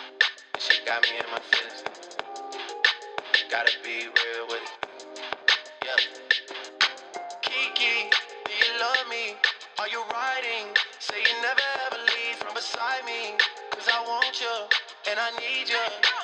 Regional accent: Maryland, United States; we're both from Maryland, grew up in the same area.

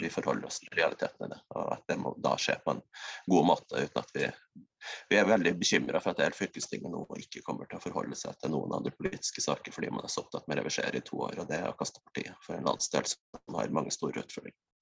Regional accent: West Finnmark, Norway; jeg har en veldig sterk Vest-Finnmarks identitet. Regner meg sjøl som finnmarking

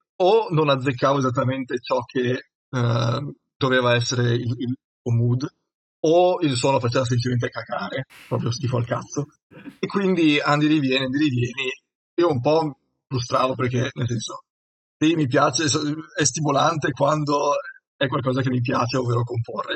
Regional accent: Udine, Friuli-Venezia Giulia, Italy; sono di Udine

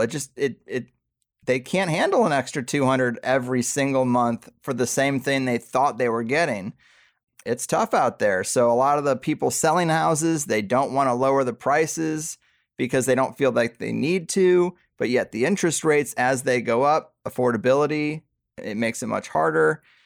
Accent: Missouri, United States; now in San Diego, United States; where I grew up in Missouri

